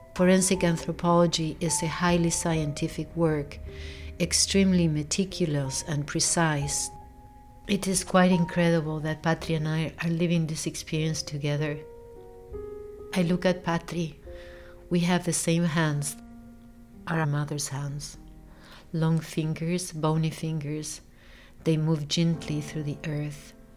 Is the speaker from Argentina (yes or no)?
yes; Buenos Aires, Argentina; born or raised there